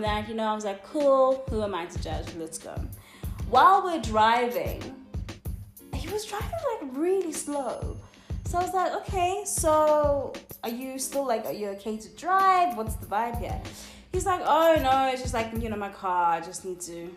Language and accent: English; Cape Town, Western Cape, South Africa; I'm from Cape Town